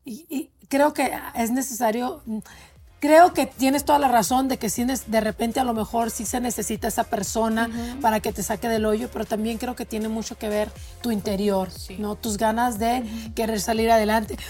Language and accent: Spanish; Mexico; moved away; soy inmigrante, soy mexicana